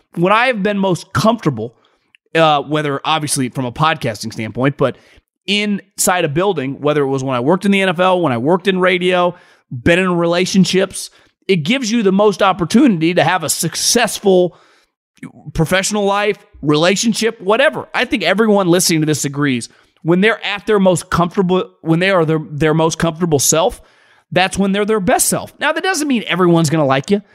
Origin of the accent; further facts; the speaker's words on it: Sacramento, California, United States; I grew up around Sacramento